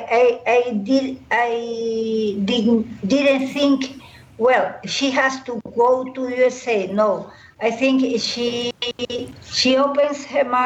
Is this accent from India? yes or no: no; Ecuador